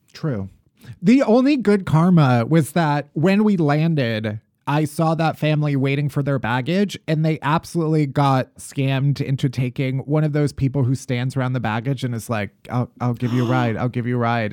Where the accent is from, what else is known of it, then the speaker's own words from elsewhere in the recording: Midwest, United States; as a Midwesterner